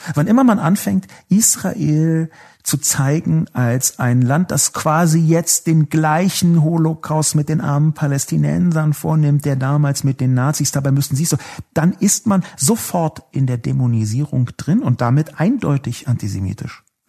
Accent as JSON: {"language": "German", "region": "Berlin", "country": "Germany", "tie": "born or raised there", "said": "Ich bin in Berlin geboren"}